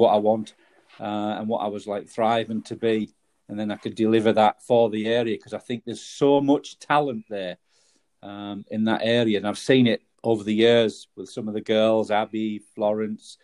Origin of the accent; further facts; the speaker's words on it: the Northeast, North East England, United Kingdom; moved away; also born or lived in Yorkshire; I'm from the Northeast